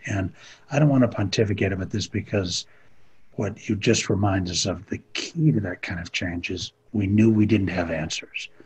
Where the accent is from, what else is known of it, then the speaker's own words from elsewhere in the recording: Minneapolis, Minnesota, United States; I'm from Minneapolis